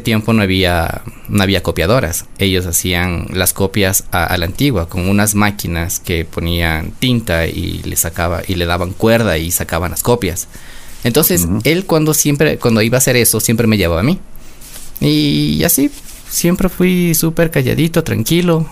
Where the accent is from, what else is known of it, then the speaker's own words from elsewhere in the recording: Quito, Pichincha, Ecuador; yo nací en Quito, de madre quiteña, de padre quiteño